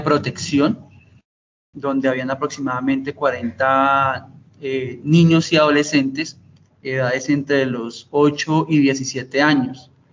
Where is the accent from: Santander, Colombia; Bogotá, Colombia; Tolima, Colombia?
Tolima, Colombia; Alto Cunday; also born or lived in Ibagué; en mi infancia la, pude, digamos así que la primaria en una zona rural, eh, fuertemente golpeado por el conflicto armado eh, en una zona rural del Tolima llamado el Alto Cunday